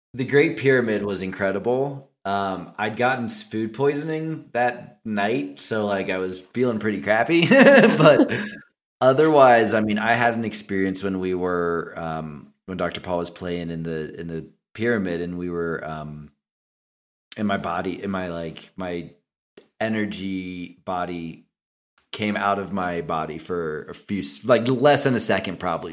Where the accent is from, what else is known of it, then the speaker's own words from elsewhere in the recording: Cincinnati, Ohio, United States; moved away; I'm from Cincinnati originally.